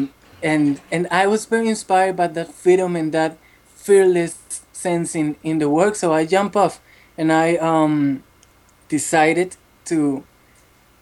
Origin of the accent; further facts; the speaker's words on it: Bucaramanga, Santander, Colombia; English is a second language; I was born in a city called Bucaramanga, in the east side of the country